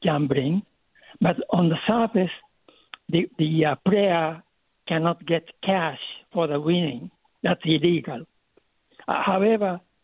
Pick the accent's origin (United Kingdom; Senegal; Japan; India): Japan; now in San Francisco, United States; I was a child growing up in Japan